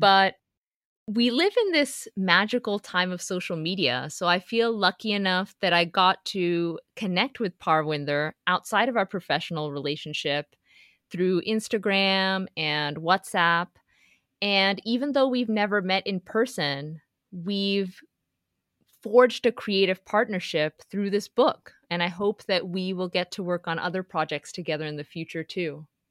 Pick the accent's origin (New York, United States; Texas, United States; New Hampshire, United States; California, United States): Texas, United States; Houston; I grew up in Houston, Texas